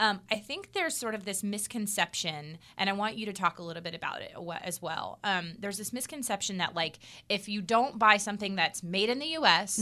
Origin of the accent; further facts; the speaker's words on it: United States; I'm American. I'm a red blooded American.